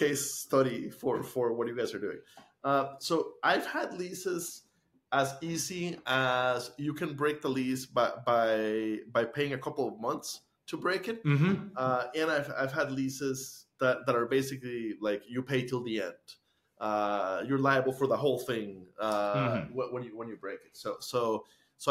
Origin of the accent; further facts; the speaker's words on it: Costa Rica; moved away as an adult; now in United States; Because I grew up in Costa Rica, I had to get used to Fahrenheit when I went to college and stayed in the States.